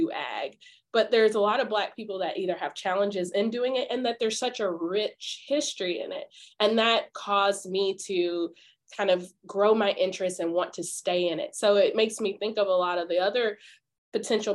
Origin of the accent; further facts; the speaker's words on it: Memphis, Tennessee, United States; moved away as an adult; I grew up in Memphis and I didn't grow up around a farm